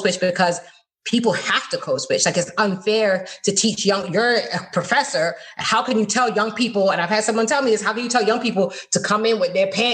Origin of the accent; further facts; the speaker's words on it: Fort Lauderdale, Florida, United States; also born or lived in London, United Kingdom / Miami, Florida; now in West Palm Beach, United States; But I'm from Fort Lauderdale. I grew up in Fort Lauderdale. I live in West Palm Beach